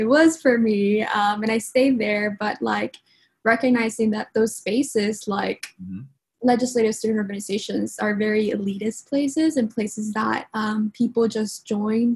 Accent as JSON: {"language": "English", "area": "Rio Grande Valley", "region": "Texas", "country": "United States", "tie": "born or raised there", "also_born_or_lived": "Mexico", "second_language": "English", "lives_now": "Austin, United States", "said": "I immigrated here when I was like 6 years old. So I am originally from Mexico, but the Rio Grande Valley became my home as I grew up"}